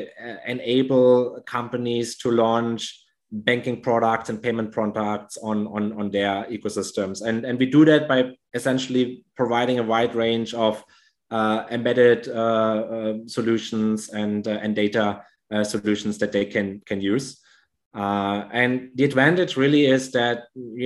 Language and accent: English; Germany; moved away as an adult; now in Indonesia; I grew up in Germany.